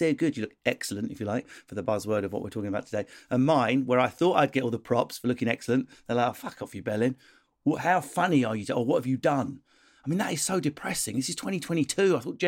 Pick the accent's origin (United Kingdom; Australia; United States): United Kingdom; because we're British, we quite like someone excellent, but she's got a wonky tooth